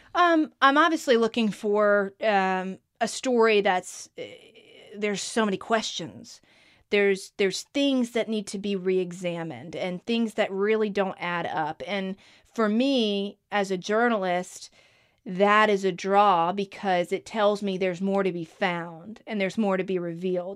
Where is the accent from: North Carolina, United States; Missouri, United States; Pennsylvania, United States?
North Carolina, United States; Outer Banks; That's when my family moved to the Outer Banks was in ninety-seven